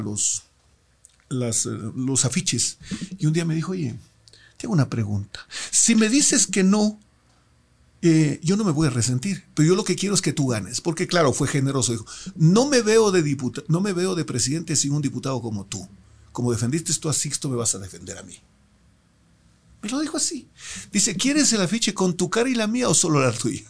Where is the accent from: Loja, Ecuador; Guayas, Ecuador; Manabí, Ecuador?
Loja, Ecuador; mis electores de mi tierra